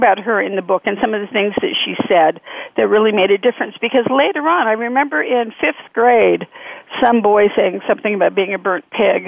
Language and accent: English; Nevada, United States; also born or lived in California; we moved from California to Nevada. And Nevada is a unique kind of place, you know, because of the gambling, the alcohol, the very unique. And I was raised within the influence